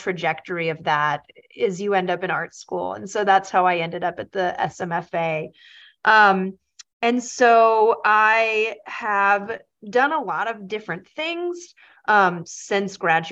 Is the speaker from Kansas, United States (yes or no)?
no; Los Angeles, California, United States; moved away as an adult; also born or lived in Boston; I grew up in Los Angeles